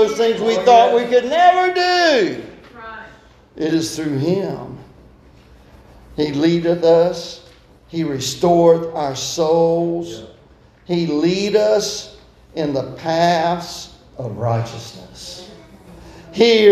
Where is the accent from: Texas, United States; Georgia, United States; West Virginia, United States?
Georgia, United States; Tybee Island; I was raised on Tybee Island, and so the school that I went to was Tybee Elementary School right down there